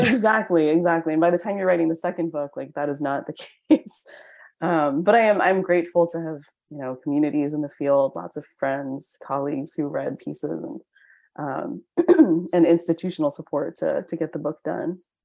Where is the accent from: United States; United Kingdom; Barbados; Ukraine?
United States; I'm Chinese American